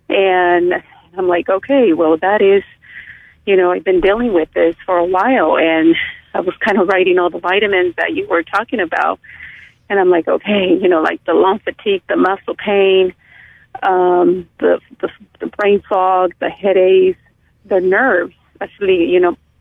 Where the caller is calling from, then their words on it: Prunedale, California, United States; I am calling you from Prunedale.